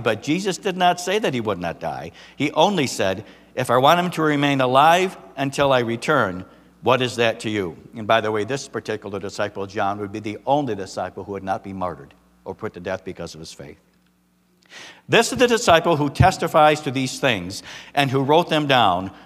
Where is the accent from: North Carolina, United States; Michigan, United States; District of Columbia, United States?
Michigan, United States; moved away; I'm from Michigan